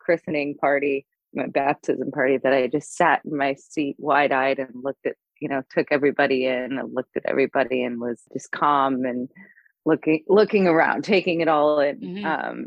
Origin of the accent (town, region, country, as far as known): St. Louis, Missouri, United States; born or raised there; moved away as an adult; also born or lived in New York; now in Los Angeles, United States